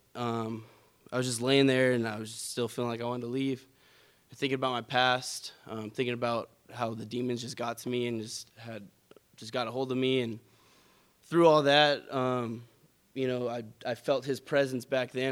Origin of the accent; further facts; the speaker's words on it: California, United States; moved away; born and raised in California